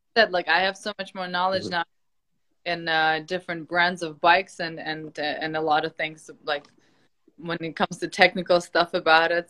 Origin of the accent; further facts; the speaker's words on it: Ukraine; moved away; I'm from Ukraine